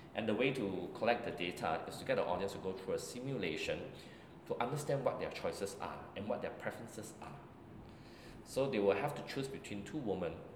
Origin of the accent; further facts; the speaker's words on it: Singapore; as a Singaporean Chinese